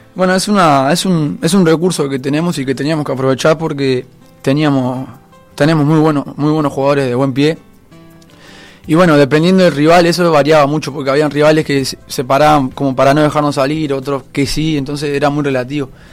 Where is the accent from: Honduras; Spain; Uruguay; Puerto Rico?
Uruguay; Montevideo; yo soy de Aguada, del barrio de Aguada.